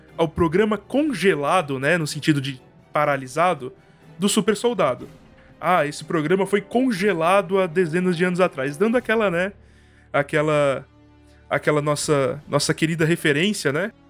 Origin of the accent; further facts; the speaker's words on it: Brazil; minha vivência como brasileiro e como estudante de direito